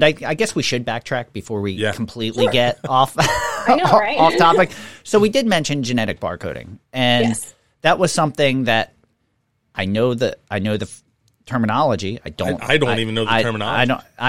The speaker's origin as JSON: {"language": "English", "town": "Levittown", "region": "Pennsylvania", "country": "United States", "tie": "born or raised there", "said": "growing up in Levittown, like along the Delaware River"}